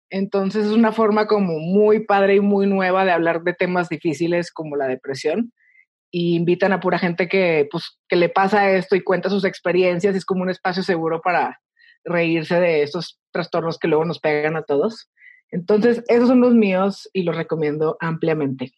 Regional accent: El Paso, Texas, United States; soy Texican, ¿ok? Yo nací en El Paso

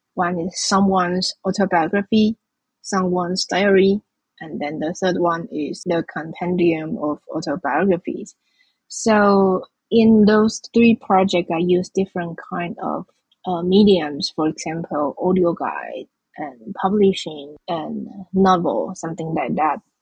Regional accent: Changhua, Changhua County, Taiwan; I was born in Zhanghua as well. It's also in the western coast of Taiwan and in the middle of this island

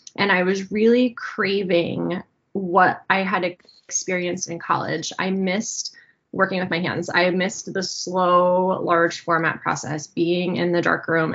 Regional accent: New Jersey, United States; moved away as an adult; also born or lived in upstate New York; now in Pennsylvania, United States; I still feel like I'm from New Jersey at heart

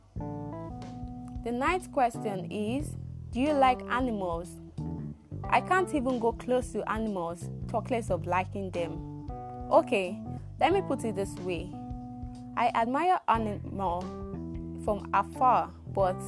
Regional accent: Rivers State, Nigeria; I am a born Nigerian from River State, but Akot precisely

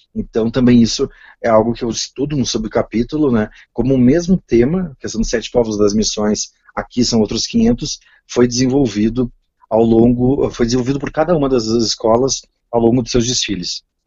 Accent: São Sebastião do Caí, Rio Grande do Sul, Brazil; moved away as an adult; also born or lived in Porto Alegre; now in Brasília, Brazil; Natural, nós somos de São Sebastião do Caí

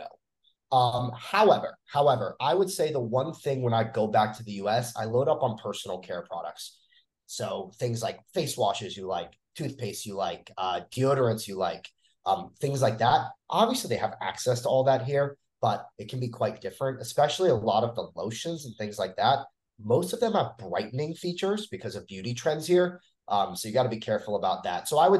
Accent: United States; moved away as an adult; now in Chiang Mai, Thailand; the US, my home country

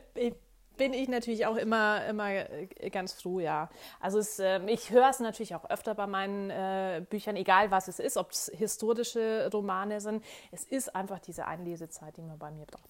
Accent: Bavaria, Germany; now in Munich, Germany; Ich bin äh, hier aufgewachsen

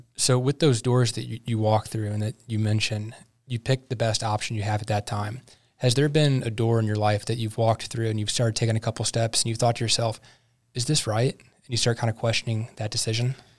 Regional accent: St. Louis, Missouri, United States; now in Wichita, United States; I grew up in Saint Louis

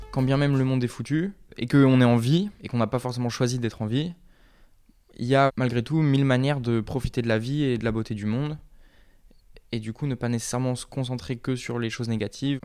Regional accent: Brittany, France; moved away as an adult; now in Brussels, Belgium; j'ai 23 ans, je viens de Bretagne. Je suis arrivé il n'y a pas très longtemps à Bruxelles

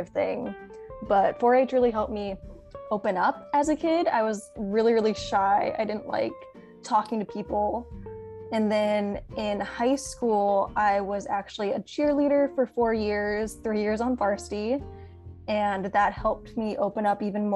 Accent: Watsonville, California, United States; I'm originally from Watsonville. I've actually lived there my whole life

